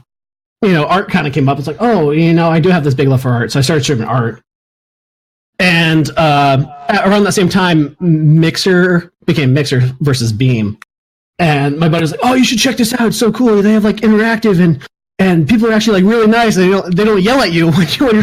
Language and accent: English; Alaska, United States; moved away; also born or lived in East Coast; I'm an Alaskan. I claim to be Alaskan. I'm actually from the East Coast, but I spent my childhood growing up in Alaska.